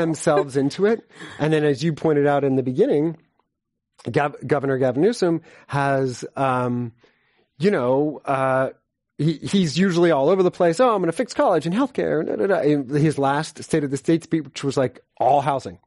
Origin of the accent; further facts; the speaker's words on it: San Francisco, California, United States; I'm from San Francisco